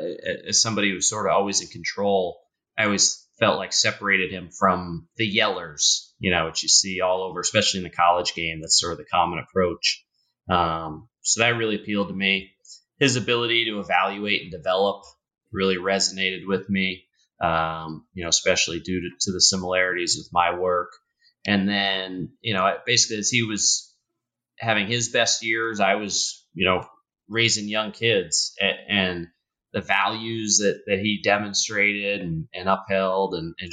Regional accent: Newton, Massachusetts, United States; So I grew up just outside Boston, a town called Newton, just outside of that, in a passionate basketball household.

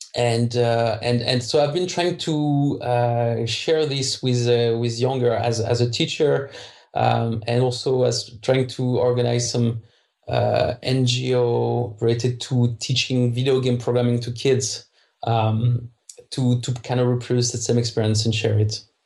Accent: France; English is a second language; moved away as an adult; now in Krakow, Poland; I'm French, so I don't pronounce the H well.

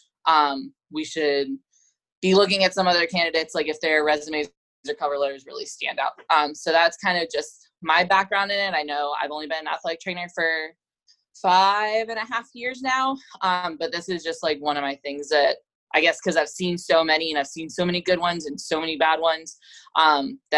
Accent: Florida, United States; moved away as an adult; also born or lived in Houston, Texas / Huntsville, Texas; I am actually originally from Florida

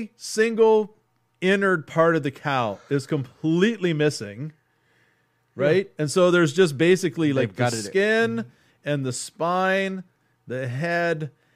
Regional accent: Texas, United States; because I'm from Texas, I grew up around a lot of cattle ranches and slaughterhouses

